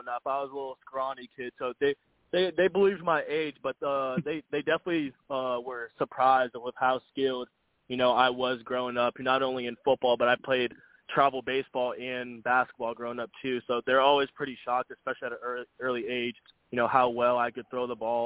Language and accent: English; Florida, United States; growing up here